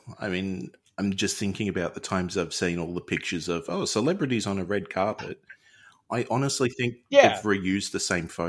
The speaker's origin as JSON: {"language": "English", "country": "Australia", "said": "as an Australian"}